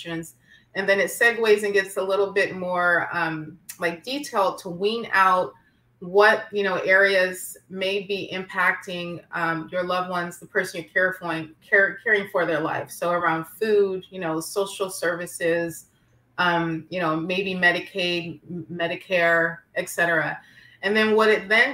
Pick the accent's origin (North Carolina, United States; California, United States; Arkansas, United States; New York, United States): California, United States; San Francisco; I'm from San Francisco